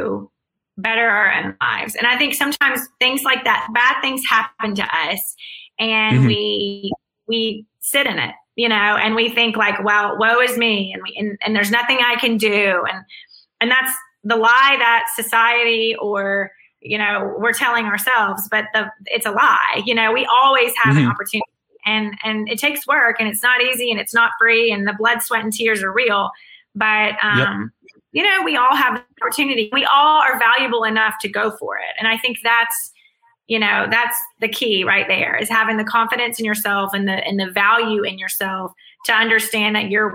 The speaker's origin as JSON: {"language": "English", "region": "Mississippi", "country": "United States", "accent": "Southern", "moved": "yes", "lives_now": "Birmingham, United States", "said": "girl from Mississippi"}